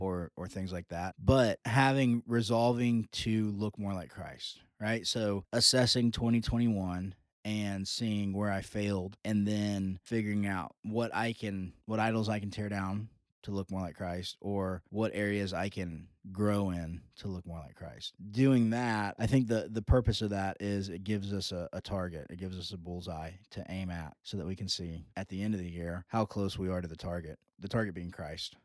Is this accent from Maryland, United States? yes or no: no; Georgia, United States; the heart of our culture is growing up in the Southern Baptist churches, uh, specifically here in Georgia